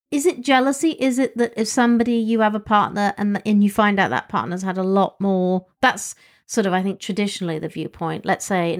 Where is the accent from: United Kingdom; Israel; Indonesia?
United Kingdom; England; Well, I grew up in England.